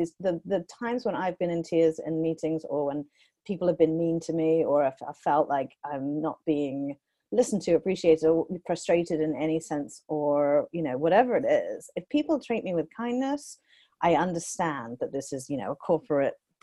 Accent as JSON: {"language": "English", "country": "United Kingdom", "moved": "as an adult", "lives_now": "United States", "said": "I'm British"}